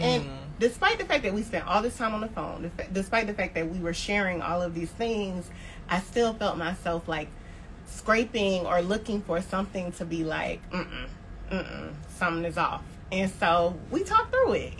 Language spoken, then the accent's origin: English; Tallahassee, Florida, United States; also born or lived in New Orleans, Louisiana; now in Atlanta, United States; I am from Tallahassee, Florida, and at this point, um, I live in Atlanta, Georgia, but recently moved from